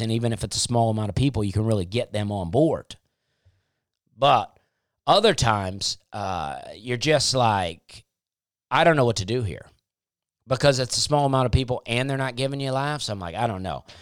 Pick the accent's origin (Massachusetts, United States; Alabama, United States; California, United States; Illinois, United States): Alabama, United States; moved away as an adult; also born or lived in Charleston, South Carolina; growing up in the South